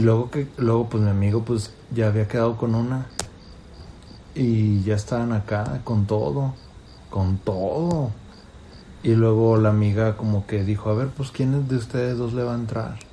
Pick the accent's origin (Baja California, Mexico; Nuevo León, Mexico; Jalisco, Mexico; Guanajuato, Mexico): Guanajuato, Mexico; León; De León. Y me decían el León.